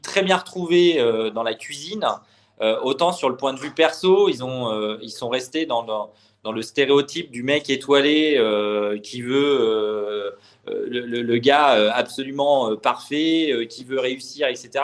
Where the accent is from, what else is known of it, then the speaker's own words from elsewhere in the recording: Normandy, France; also born or lived in Le Mans; je suis né au Mans, mais j'ai toujours grandi en Normandie